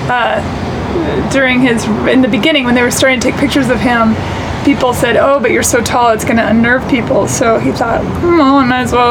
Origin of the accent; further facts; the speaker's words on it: Seattle, Washington, United States; also born or lived in Nashville, United States; now in Los Angeles, United States; I by way of, I'm from Seattle. We traveled around a lot.